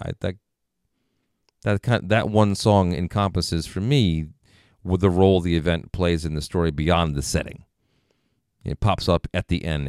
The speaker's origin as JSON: {"language": "English", "region": "New York", "country": "United States", "moved": "as an adult", "said": "I was from New York, or at least, you know, were close enough to the city"}